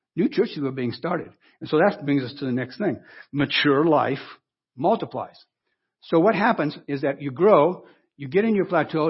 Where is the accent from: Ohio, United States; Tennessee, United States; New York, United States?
Ohio, United States; Wellington; moved away; I went back to my hometown in Ohio